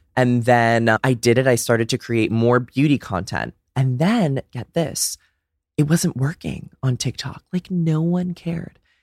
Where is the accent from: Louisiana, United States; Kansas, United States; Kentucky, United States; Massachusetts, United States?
Massachusetts, United States; Brookline; also born or lived in Dedham, Massachusetts; I'm from a little town outside of Boston called Brookline